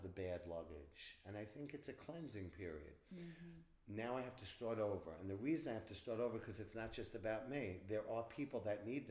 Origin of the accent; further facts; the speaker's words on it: Hicksville, New York, United States; also born or lived in West Village, New York City; I went to Hicksville High School, where …, Mercedes Rule, and a lot of like those kind of people on Long Island. And I'm from Long Island